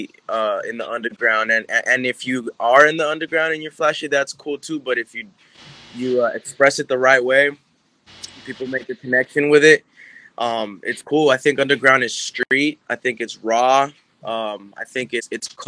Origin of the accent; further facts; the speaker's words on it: Orange, California, United States; also born or lived in Garden Grove, California; I was raised in Orange, all around Orange County